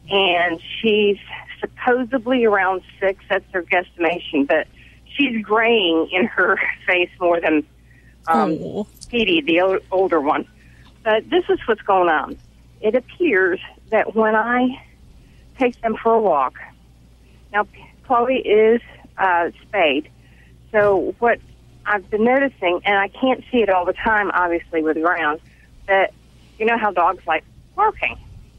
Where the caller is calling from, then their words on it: Raleigh, North Carolina, United States; Raleigh, North Carolina.